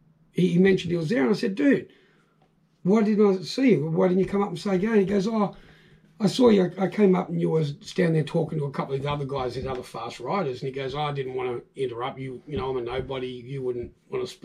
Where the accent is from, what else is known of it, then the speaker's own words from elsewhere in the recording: Canberra, Australian Capital Territory, Australia; I grew up in Canberra